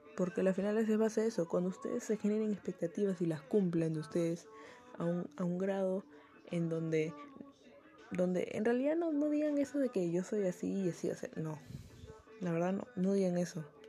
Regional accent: Peru; acá en Perú porque bueno, soy de Perú

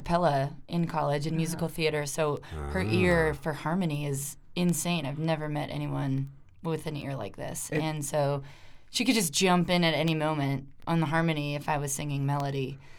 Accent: right outside of Denver, Colorado, United States; also born or lived in Rhode Island; I was born and raised right outside of Denver

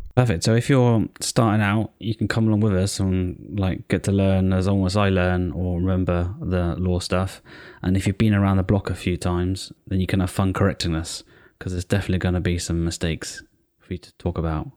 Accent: United Kingdom; I'm British as well.

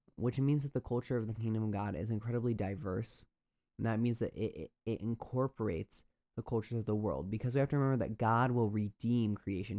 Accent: United States; we as American suburban Christians, at least that's my background

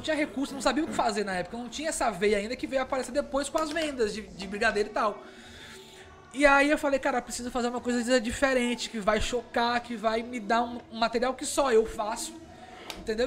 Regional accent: Porto Alegre, Rio Grande do Sul, Brazil; moved away; eu sou gaúcho em Porto Alegre. Né? Eu tô aqui há 15 anos

